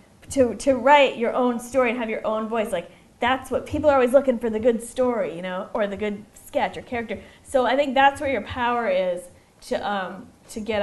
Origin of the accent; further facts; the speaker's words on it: Lexington, Massachusetts, United States; now in New York, United States; I'm from Lexington